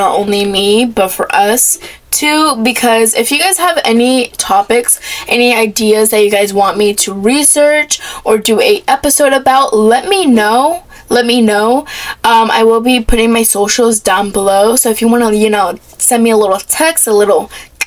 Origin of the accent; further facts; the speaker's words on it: Florida, United States; I was born in Florida. I've lived in Florida my whole entire life.